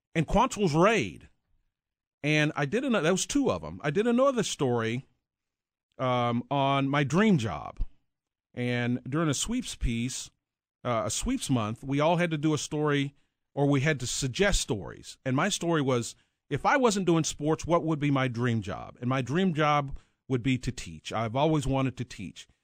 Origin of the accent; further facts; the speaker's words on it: Mineral Wells, Texas, United States; moved away as an adult; now in Kansas City, United States; I grew up in north central Texas, small town, a little bit bigger than Leavenworth, uh, called Mineral Wells.